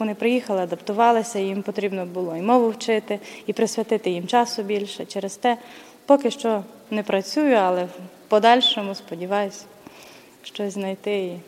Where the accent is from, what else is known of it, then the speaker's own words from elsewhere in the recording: Lviv Oblast, Ukraine; moved away as an adult; also born or lived in Rivne; now in Belgrade, Serbia; Ми з Львівської області